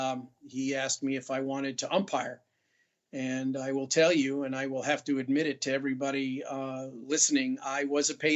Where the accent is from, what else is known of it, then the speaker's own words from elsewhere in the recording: New York City, New York, United States; moved away; I'm originally from New York